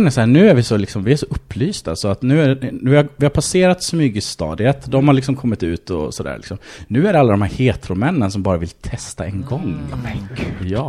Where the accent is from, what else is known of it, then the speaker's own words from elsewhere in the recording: Varberg, Halland County, Sweden; från Varberg. Mm. Eh, ja, en liten stad på västkusten.